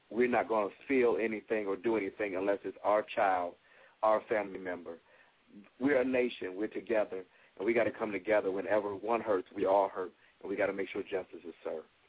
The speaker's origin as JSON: {"language": "English", "town": "Toledo", "region": "Ohio", "country": "United States", "tie": "born or raised there", "said": "my hometown"}